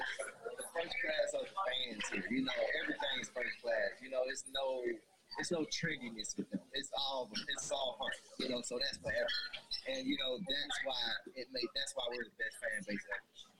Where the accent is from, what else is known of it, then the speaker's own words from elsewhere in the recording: Alabama, United States; now in Fayetteville, United States; I'm from Alabama, but I'm Arkansan, so I haven't been back since. You know, I haven't left Fayetteville, Springdale area since.